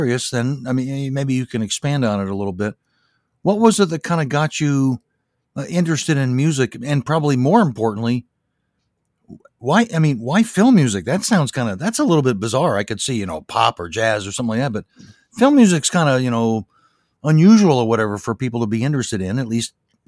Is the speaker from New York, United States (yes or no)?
no; Louisiana, United States; my home state of Louisiana